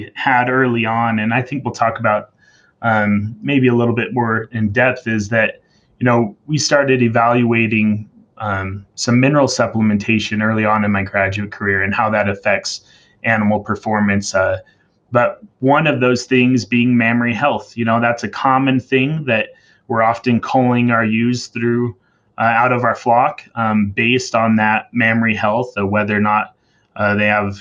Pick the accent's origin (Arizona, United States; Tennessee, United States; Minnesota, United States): Arizona, United States; Chandler; moved away as an adult; also born or lived in Montana / Wyoming; now in Utah, United States; I grew up in Chandler, Arizona, kind of dairy country, and grew up on a small farm